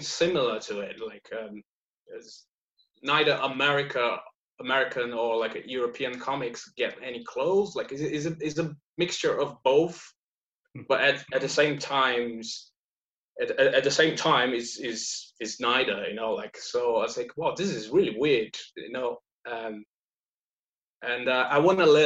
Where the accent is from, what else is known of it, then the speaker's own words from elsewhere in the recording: Brazil; moved away as an adult; now in Leeds, United Kingdom; I'm based in Leeds, but I'm originally from South, like deep South. Like my family is from Germany, but I was born in Brazil